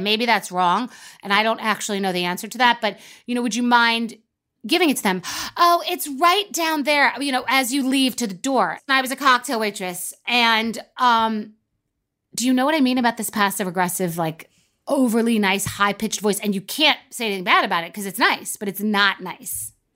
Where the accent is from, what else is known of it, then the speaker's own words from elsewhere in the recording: Long Island, New York, United States; also born or lived in Old Westbury; I'm from New York